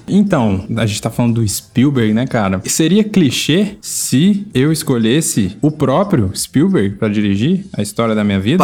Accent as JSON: {"language": "Portuguese", "region": "Minas Gerais", "country": "Brazil", "tie": "born or raised there", "said": "um Menino normal crescendo em Minas Gerais"}